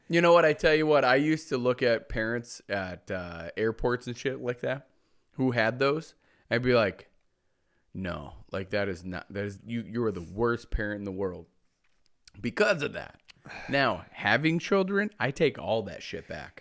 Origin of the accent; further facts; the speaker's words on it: Mitchell, South Dakota, United States; my hometown, Mitchell, South Dakota